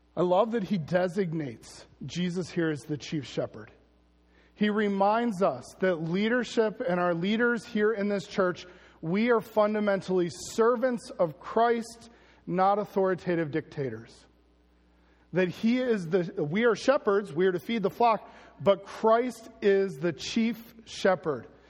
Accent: United States; as Americans

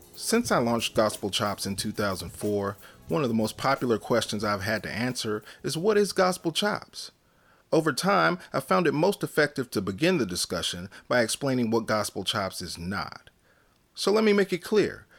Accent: Northern California, United States; I was born and raised in Northern California.

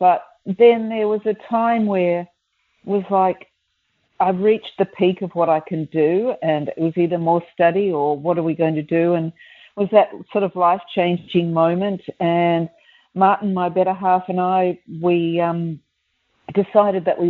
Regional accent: Melbourne, Victoria, Australia; I grew up in Melbourne and my dad was actually in the rag trade.

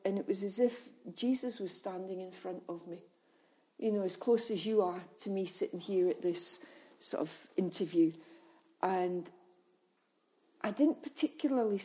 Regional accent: Scotland, United Kingdom; being Scottish

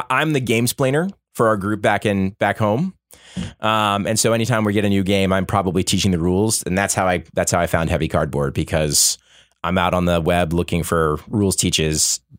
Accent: Florida, United States; now in Boston, United States; I have lived in Boston for about 10 years. I grew up in Florida. That's where I'm from and where I grew up, went to high school.

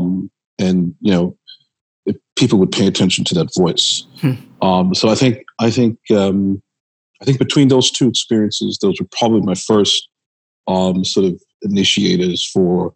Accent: New York City, New York, United States; I was born in Manhattan. At that time, we lived in the South Bronx, Soundview section, which at that time in the 1960s, I was born in 68, so I'm a child of the 60s. And we lived there for a short stint before we moved to Brooklyn and Queens, where I started school at PS 156

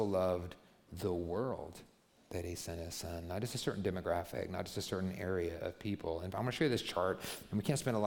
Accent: United States; I'm American

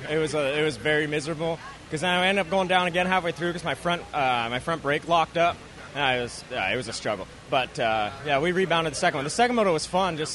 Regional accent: Canada; Yeah, yeah I'm not bad. I'm Canadian.

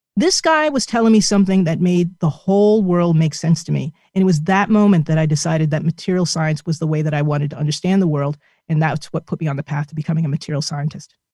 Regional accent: New Jersey, United States; my home state of New Jersey

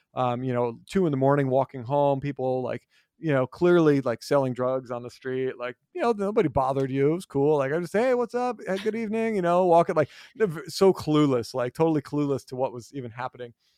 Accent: New Jersey, United States; moved away; where I grew up in New Jersey, we started after Labor Day

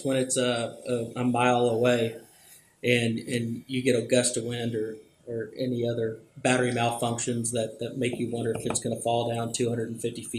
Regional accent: Plano, Texas, United States; also born or lived in Arkansas; I'm from Plano, Texas, and spent a good amount of my life up at my family's ranch in Arkansas

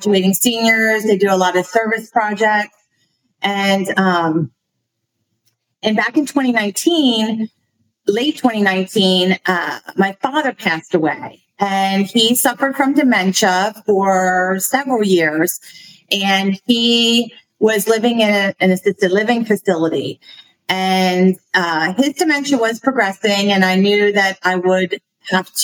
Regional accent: Lancaster County, Pennsylvania, United States; I was born and raised in Lancaster County

